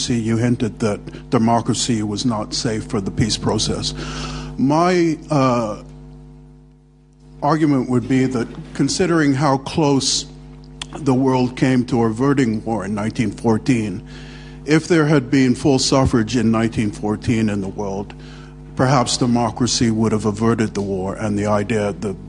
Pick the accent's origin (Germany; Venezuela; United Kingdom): United Kingdom; London; born or raised there; also born or lived in Canada